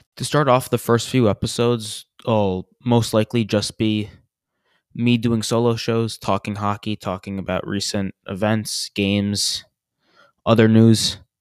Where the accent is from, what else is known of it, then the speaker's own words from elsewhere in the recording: New York, United States; moved away; I am originally from New York, and I am a huge Ranger fan